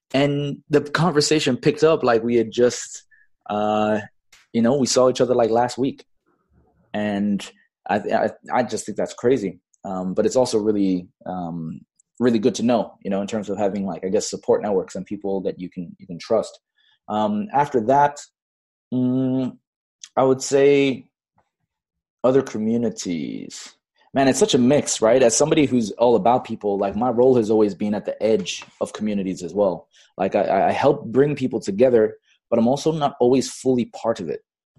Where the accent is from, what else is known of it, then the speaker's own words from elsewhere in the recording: Bangladesh; also born or lived in Fiji; now in Los Angeles, United States; I've got an Australian citizenship, even though I was born in Fiji. But then I grew up most of my formative years in Bangladesh at an American international school.